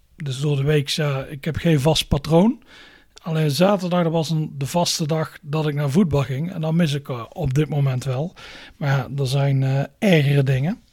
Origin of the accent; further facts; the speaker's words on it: Netherlands; we zijn Nederlanders